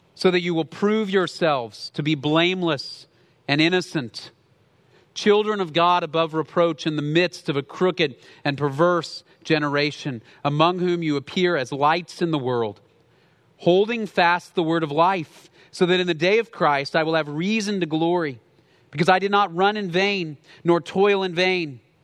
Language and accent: English; Dallas, Texas, United States; I grew up in Dallas, in the city